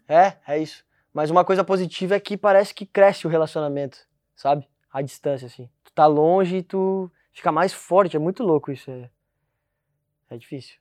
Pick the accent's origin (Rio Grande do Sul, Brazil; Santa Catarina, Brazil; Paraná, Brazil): Rio Grande do Sul, Brazil; now in Portugal; onde eu nasci lá no Rio Grande do Sul